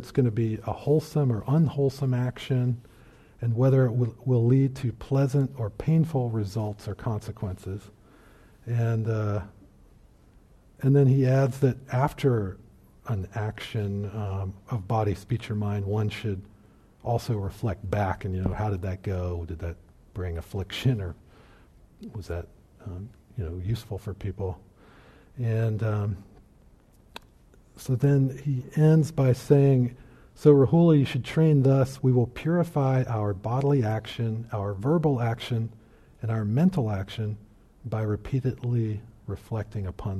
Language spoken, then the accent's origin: English; Virginia, United States; I lived in a small town, and this was out in the country near my hometown